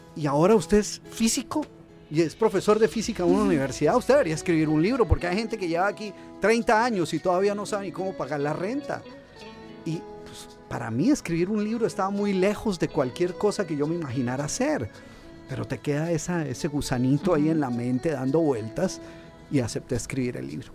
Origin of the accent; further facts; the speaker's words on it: Colombia; moved away as an adult; now in United States; yo soy originalmente de Colombia